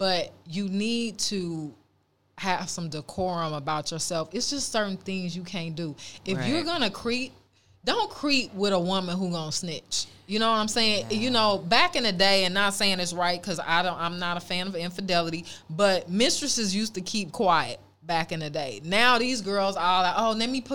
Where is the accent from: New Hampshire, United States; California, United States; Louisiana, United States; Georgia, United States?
California, United States; Oakland; also born or lived in Los Angeles; growing up in Oakland